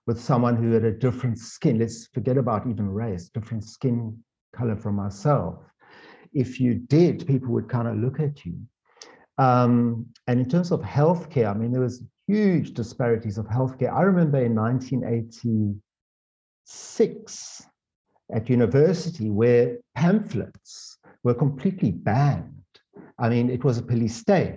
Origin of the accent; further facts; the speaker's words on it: South Africa; a white South African, of this particular age that I am, of 62